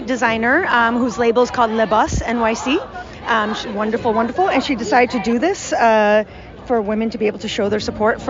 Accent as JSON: {"language": "English", "town": "Tehran", "region": "Tehran Province", "country": "Iran", "tie": "born or raised there", "moved": "yes", "lives_now": "United States", "said": "I'm from Iran. I was born in Tehran. I moved to this country in 1982, exactly 40 years ago. We left because of the revolution."}